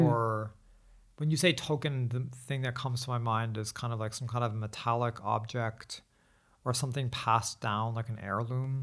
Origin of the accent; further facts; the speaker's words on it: United States; now in Beijing, China; as an American